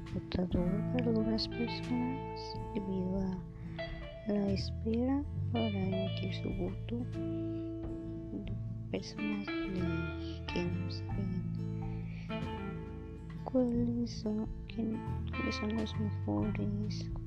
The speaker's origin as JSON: {"language": "Spanish", "country": "Mexico"}